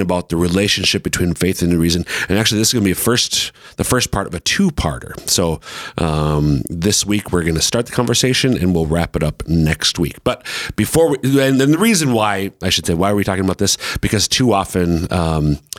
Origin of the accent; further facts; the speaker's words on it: Central Minnesota, United States; now in Sioux Falls, United States; I'm from Central Minnesota